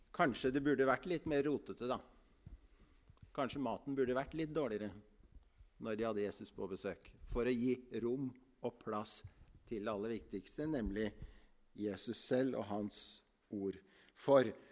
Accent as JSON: {"language": "Norwegian", "town": "Ytre Enebakk", "region": "Akershus", "country": "Norway", "tie": "born or raised there", "said": "Jeg er fra Ytre Enebakk. Jeg har vokst opp på Misjonshuset i Ytre Enebakk"}